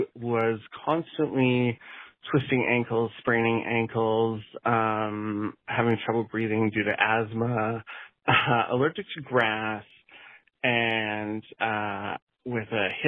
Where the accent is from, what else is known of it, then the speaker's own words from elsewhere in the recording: Kamloops, British Columbia, Canada; I grew up in Kamloops, BC in Canada.